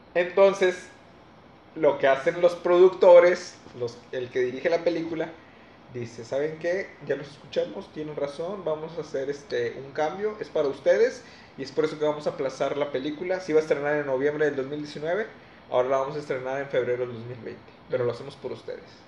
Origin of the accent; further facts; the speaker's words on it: Mexico; nosotros como mexicanos